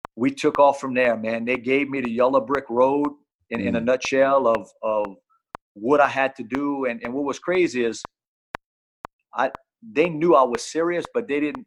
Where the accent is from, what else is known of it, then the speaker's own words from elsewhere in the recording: Louisiana, United States; I'm from Louisiana.